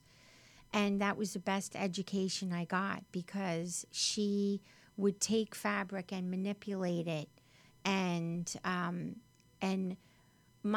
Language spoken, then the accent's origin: English; Westchester, New York, United States; accent: New York; now in Los Angeles, United States; I grew up in Westchester